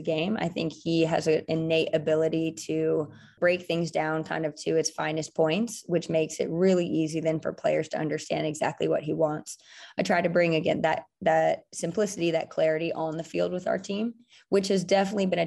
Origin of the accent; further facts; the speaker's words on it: Bay Area, California, United States; also born or lived in New Jersey; I was actually born in New Jersey, but we moved to the Bay Area when I was 5 years old. So I was not born, but definitely raised in the Bay